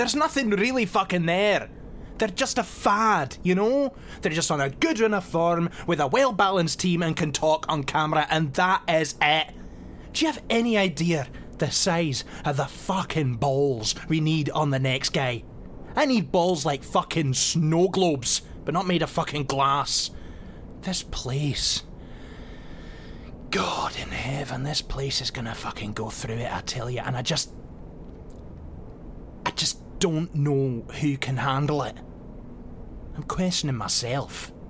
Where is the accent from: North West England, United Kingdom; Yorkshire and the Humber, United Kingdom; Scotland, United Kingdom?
Scotland, United Kingdom; Oh, what way? Because I'm Scottish. Aye, it is.